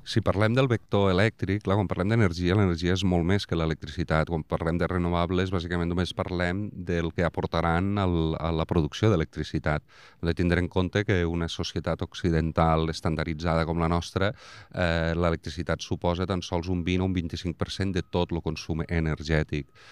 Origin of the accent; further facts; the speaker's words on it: Vandellòs, Catalonia, Spain; haver nascut a Vandellós